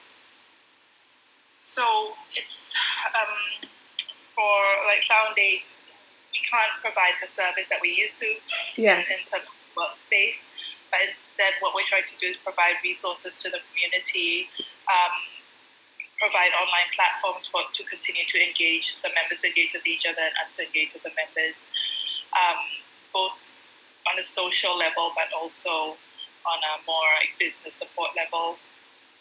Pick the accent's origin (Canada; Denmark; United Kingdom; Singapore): Singapore; Growing up in Singapore